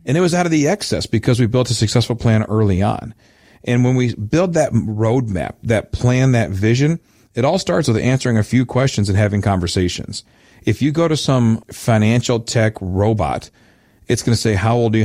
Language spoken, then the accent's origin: English; Midwest, United States; I'm a good Midwesterner